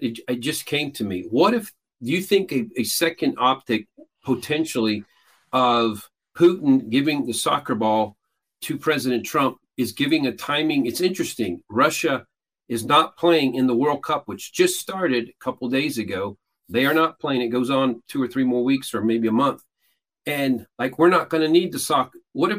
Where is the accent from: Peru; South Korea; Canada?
Peru; I grew up, I was born and raised in Peru, South America. My parents are missionaries.